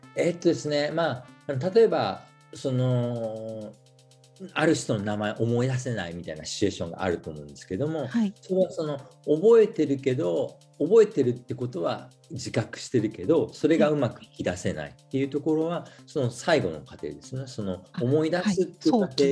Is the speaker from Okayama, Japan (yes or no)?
yes; Okayama, Japan; moved away as an adult; also born or lived in Hiroshima; now in Denmark; 僕、岡山出身で、えー、大学、広島に来まして